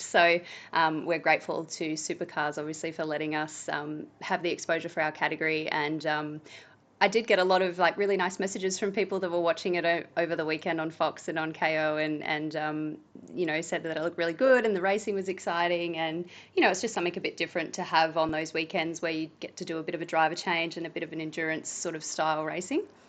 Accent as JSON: {"language": "English", "town": "Tailem Bend", "region": "South Australia", "country": "Australia", "tie": "born or raised there", "said": "I'm from Tailem Bend, and I grew up there, and my parents still live there"}